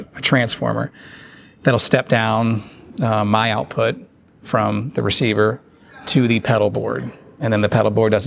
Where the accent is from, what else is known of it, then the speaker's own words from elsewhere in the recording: Cincinnati, Ohio, United States; I'm from Cincinnati, Ohio